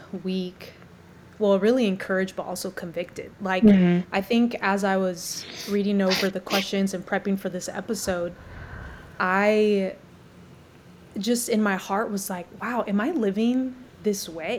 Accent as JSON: {"language": "English", "country": "United States", "lives_now": "Louisville, United States", "said": "being an American"}